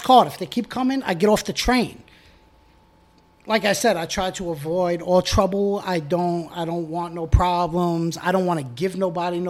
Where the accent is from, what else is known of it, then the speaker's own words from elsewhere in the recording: New York City, New York, United States; I grew up in Bensonhurst